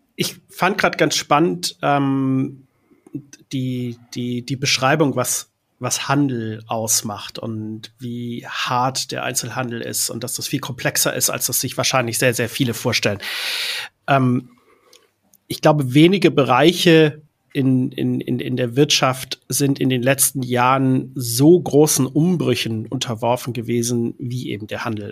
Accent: Hamburg, Germany; ich komme aus Hamburg

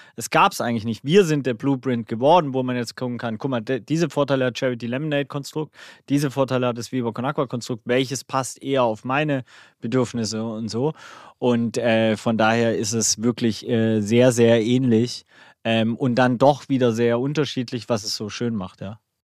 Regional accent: Swabia, Baden-Württemberg, Germany; Ich als Schwabe

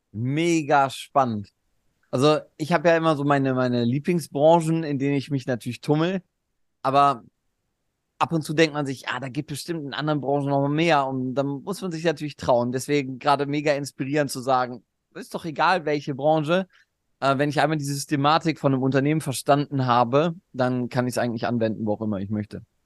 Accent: Cologne, North Rhine-Westphalia, Germany; bei uns in Köln

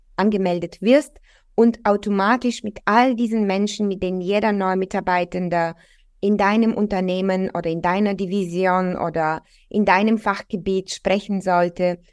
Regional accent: Bulgaria; now in Germany; Ich komme ursprünglich aus Bulgarien

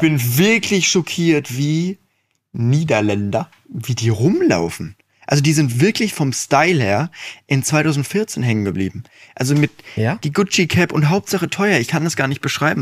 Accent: Dinslaken, North Rhine-Westphalia, Germany; ich bin ja in Dienstlaken geboren. Und da, wo ich früher gewohnt habe, der Wendler war mein Nachbar.

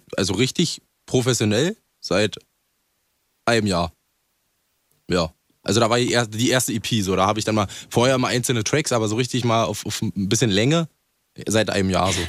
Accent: Brandenburg, Germany; ich bin ja auch ein Dorfi so, also ich komme nicht aus Berlin, so Brandenburg.

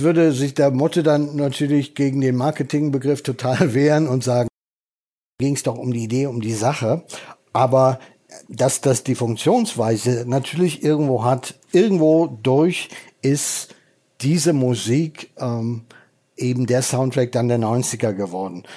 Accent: North Rhine-Westphalia, Germany; moved away; also born or lived in Berlin; ich bin ja Westfale

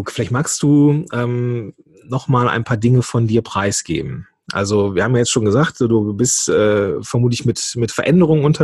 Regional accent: North Rhine-Westphalia, Germany; born there; Bin ja geboren am Niederrhein. Das ist ja nun Steinwurf von Venlo entfernt.

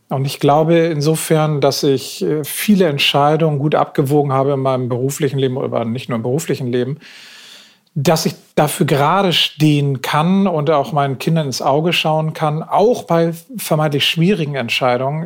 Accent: Northern Germany, Germany; ich bin hier in Norddeutschland groß geworden.

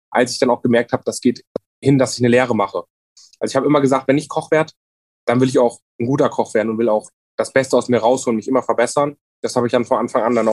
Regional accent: Rotenburg an der Fulda, Hesse, Germany; Ich komme ja gebürtig auch aus Rotenburg an der Fulda. Habe auch viele Jahre lang ähm, im Ort gelebt.

